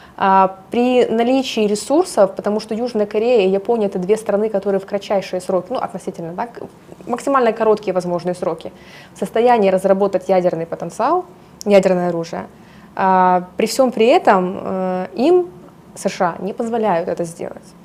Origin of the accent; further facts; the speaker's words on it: Ukraine; я украинка, я здесь родилась, выросла, конечно, у меня э, душа и сердце болит за свою страну